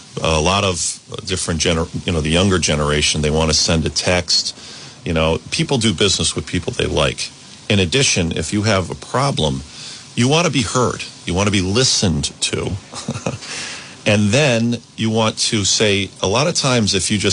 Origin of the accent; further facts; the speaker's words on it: East Greenwich, Rhode Island, United States; I grew up in East Greenwich. I went to East Greenwich High School